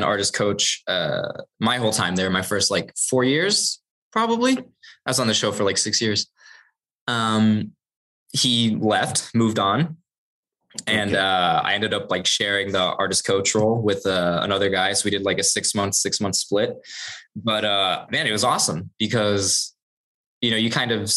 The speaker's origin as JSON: {"language": "English", "country": "United States", "said": "I'm American."}